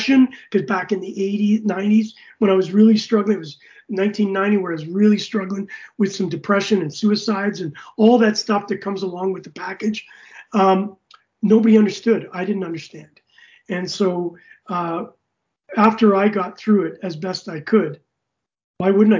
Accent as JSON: {"language": "English", "country": "Canada", "said": "I was as a Canadian"}